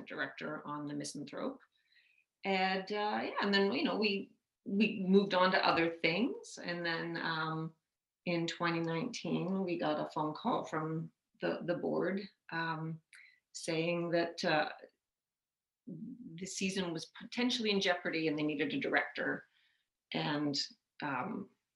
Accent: Toronto, Ontario, Canada; growing up in Scarborough

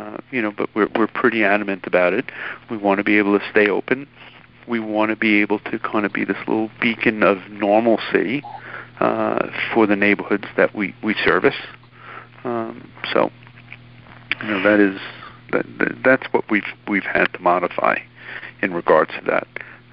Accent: New York City, New York, United States; born or raised there

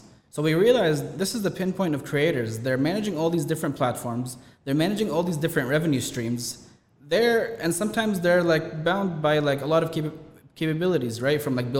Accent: Dubai, United Arab Emirates; born there; Like, look, I was born here in Dubai, but Dubai 20 years after that was a whole different story.

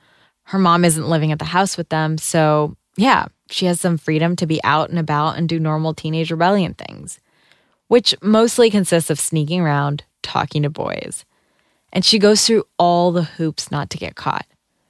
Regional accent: Rochester, Minnesota, United States; it's kind of hard being a player when you're a Somali-American teenage girl growing up in Rochester, Minnesota, and you aren't actually allowed to talk to boys.

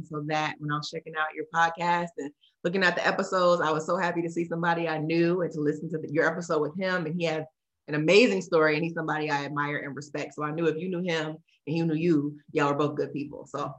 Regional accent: Minneapolis, Minnesota, United States; moved away as an adult; also born or lived in Robbinsdale, Minnesota / Boston, Massachusetts / Raleigh, North Carolina; I am from the mean streets of Minneapolis, Minnesota. So I'm from the Twin Cities, born and raised, actually just right outside in an area called Robbinsdale, but I grew up in North Minneapolis. It's a great place, very cold and snowy.

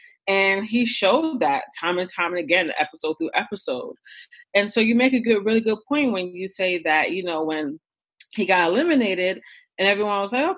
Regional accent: Newark, New Jersey, United States; also born or lived in Ghana; I grew up in Newark for most of my life. Like if I wasn't in Newark, I was in Ghana, you know?

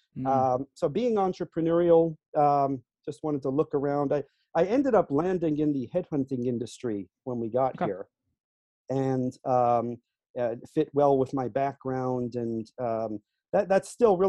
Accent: England, United Kingdom; born there; also born or lived in Singapore; now in United States; If you backtrack a little bit, I was actually born in England. You wouldn't know it from my accent. My father worked for an international chemical company, lived in a few overseas locations. I actually finished high school in Singapore.

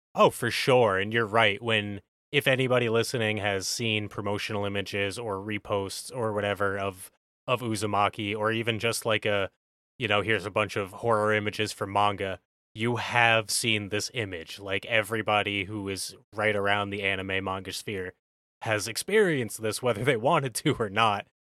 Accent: United States; we're from America

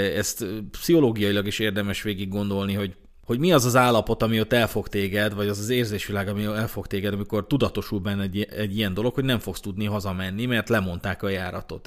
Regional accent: Hungary; magyarok vagyunk

